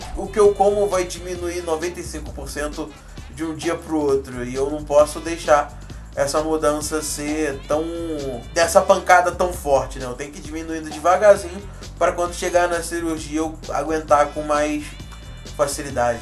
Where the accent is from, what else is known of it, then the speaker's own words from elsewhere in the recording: Nova Friburgo, Rio de Janeiro, Brazil; falo da cidade do Rio de Janeiro, de Novo Friburgo